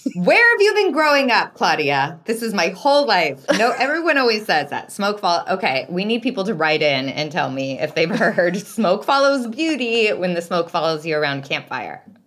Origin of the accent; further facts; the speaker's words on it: Salem, Oregon, United States; growing up in Salem, Oregon